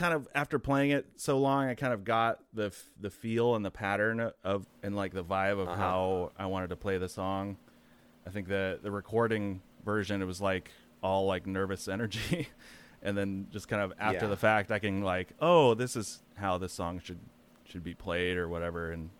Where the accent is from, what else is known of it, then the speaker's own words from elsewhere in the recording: Chico, California, United States; also born or lived in Santa Rosa; Chico, California. It's like a little college town up, kind of an hour and a half north of Sacramento. Played in a few bands there, and then yeah, moved to Santa Rosa in I think 2007.